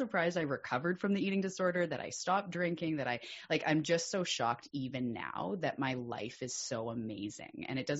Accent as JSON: {"language": "English", "area": "Vancouver Island", "region": "British Columbia", "country": "Canada", "said": "I'm also a Canadian from the west coast of Canada on an island called Vancouver Island"}